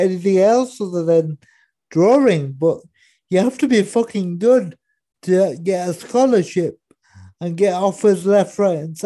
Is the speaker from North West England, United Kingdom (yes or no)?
no; Cheltenham, South West England, United Kingdom; I grew up in Cheltenham.